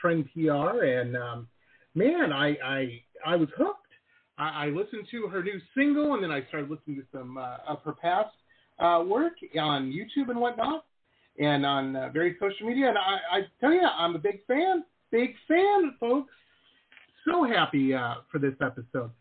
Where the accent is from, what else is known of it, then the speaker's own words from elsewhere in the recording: Detroit, Michigan, United States; moved away as an adult; also born or lived in Boston / Southern California / San Diego; I grew up in Detroit